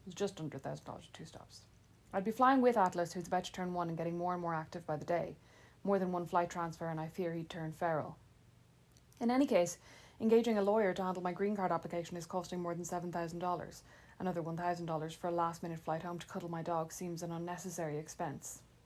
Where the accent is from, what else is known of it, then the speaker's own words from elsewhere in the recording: Ireland; moved away as an adult; now in Fort Wayne, United States; the Irish wit and sarcasm I'd taken for granted